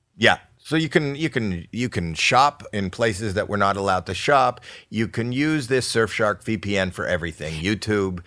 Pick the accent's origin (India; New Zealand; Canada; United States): Canada; moved away; I'm from Canada.